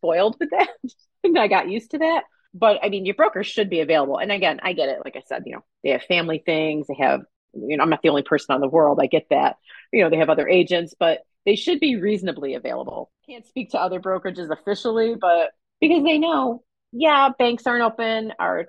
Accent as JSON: {"language": "English", "region": "New York", "country": "United States", "tie": "born or raised there", "moved": "yes", "said": "my hometown, New York"}